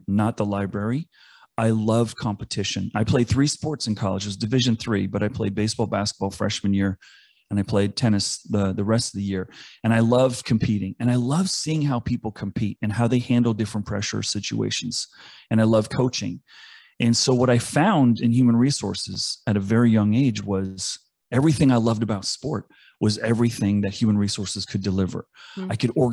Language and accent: English; East Coast, United States; I grew up on the East Coast